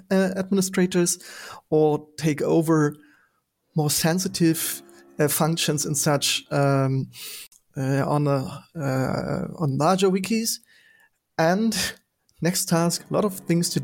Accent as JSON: {"language": "English", "region": "Berlin", "country": "Germany", "tie": "born or raised there", "said": "I'm calling in from my home city, Berlin"}